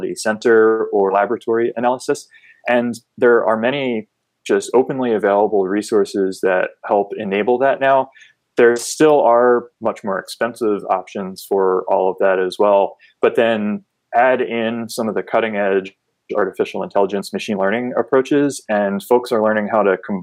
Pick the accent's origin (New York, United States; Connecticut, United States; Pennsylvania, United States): Pennsylvania, United States; just outside of Philadelphia; moved away as an adult; also born or lived in San Diego, California; now in Wilmington, United States; I grew up on the East Coast just outside of Philadelphia